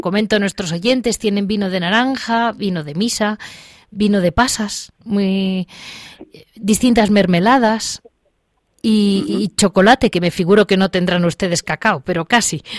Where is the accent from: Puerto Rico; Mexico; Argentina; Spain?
Spain; Andalusia; como andaluz